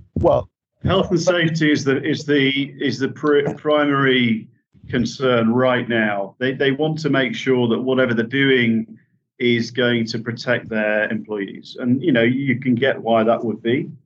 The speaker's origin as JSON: {"language": "English", "region": "Yorkshire and the Humber", "country": "United Kingdom", "said": "I'm a Yorkshireman"}